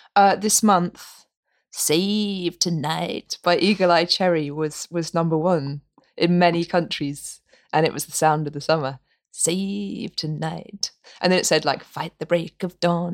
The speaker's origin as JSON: {"language": "English", "town": "Norwich", "region": "East of England", "country": "United Kingdom", "tie": "born or raised there", "moved": "as an adult", "said": "my hometown, Norwich"}